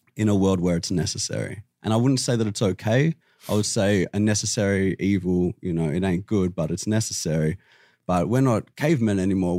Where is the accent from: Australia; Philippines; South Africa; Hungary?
Australia; I'm from Australia